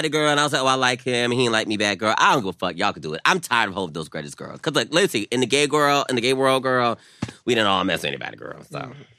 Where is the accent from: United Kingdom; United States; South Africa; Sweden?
United States; the South; I'm from the South.